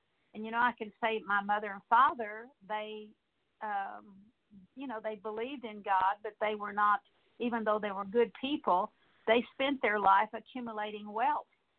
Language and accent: English; San Antonio, Texas, United States; I grew up in San Antonio, Texas, and I didn't see beautiful birds like we have in East Texas